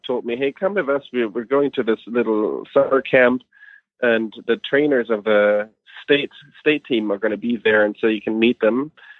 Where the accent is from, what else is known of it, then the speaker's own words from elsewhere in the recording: Germany; moved away; I'm from Germany originally. Soccer is big in Germany. So I played soccer for many years as a kid.